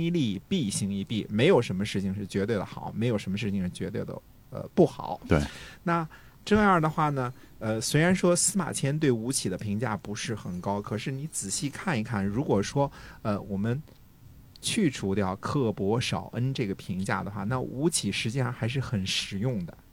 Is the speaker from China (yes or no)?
yes; China; 我们中国人